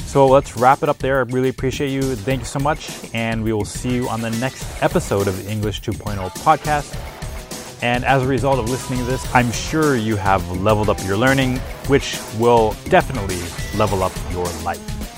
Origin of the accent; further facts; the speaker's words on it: Minneapolis, Minnesota, United States; He's actually from my hometown.